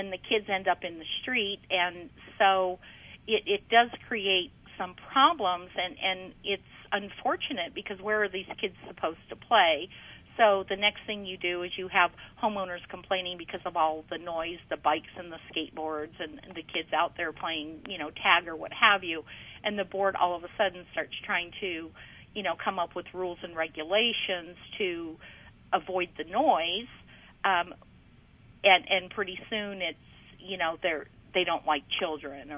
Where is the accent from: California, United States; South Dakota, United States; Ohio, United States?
Ohio, United States; moved away; when I was growing up in Ohio